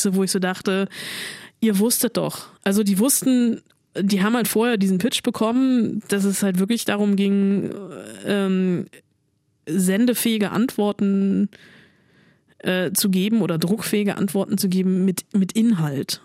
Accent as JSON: {"language": "German", "country": "Germany"}